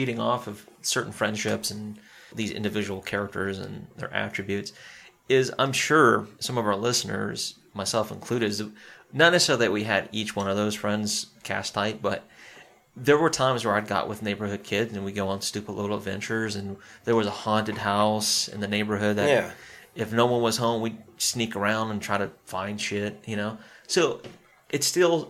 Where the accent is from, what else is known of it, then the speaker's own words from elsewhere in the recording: Spartanburg, South Carolina, United States; especially when you hear your hometown